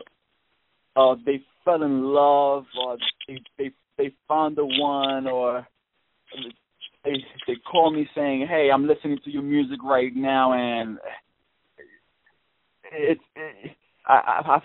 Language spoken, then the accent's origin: English; Dominican Republic; I am from Dominican Republic